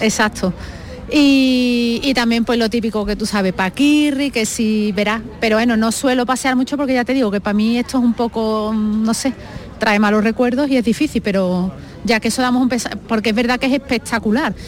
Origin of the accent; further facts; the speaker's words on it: Seville, Andalusia, Spain; soy cristiana y ante todo soy española, sevillana